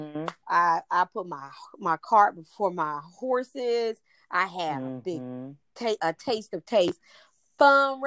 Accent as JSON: {"language": "English", "region": "the South", "country": "United States", "said": "I'm from the South where folks used to get together on Sunday and eat and you talked"}